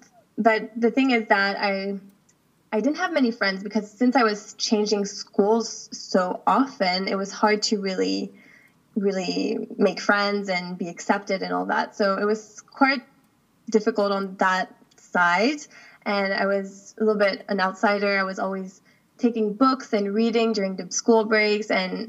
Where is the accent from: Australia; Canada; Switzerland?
Switzerland; also born or lived in United States; now in United Arab Emirates; So my dad is the U.S. and my mom is Swiss, and I've lived most of my life in Switzerland, but I was born in the U.S.